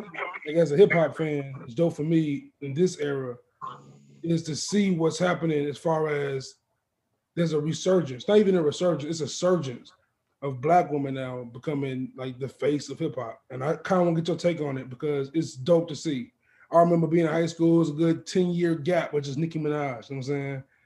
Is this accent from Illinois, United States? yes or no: yes; Maywood, Illinois, United States; I'm from Maywoods